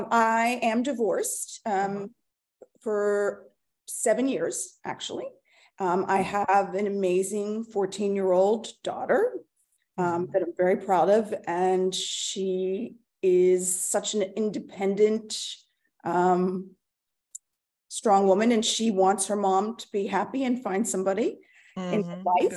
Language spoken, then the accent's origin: English; Pittsburgh, Pennsylvania, United States; moved away as an adult; also born or lived in Beaufort, South Carolina / Hilton Head / Washington, D.C. area; now in Carolinas, United States; I'm originally from Pittsburgh.